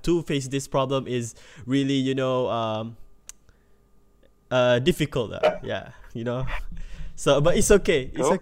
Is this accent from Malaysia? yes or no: yes; Malaysia